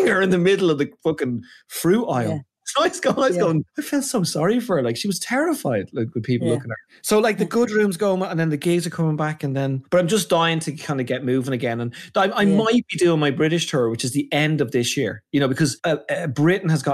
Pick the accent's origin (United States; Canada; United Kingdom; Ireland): Ireland; I'm so Paddy Irish